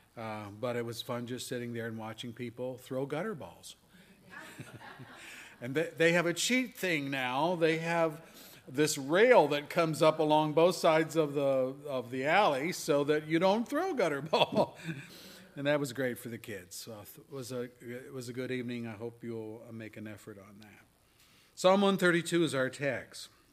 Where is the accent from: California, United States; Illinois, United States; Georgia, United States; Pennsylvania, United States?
Pennsylvania, United States; moved away; When I was a kid growing up in Pennsylvania, our town had the Susquehanna River flowing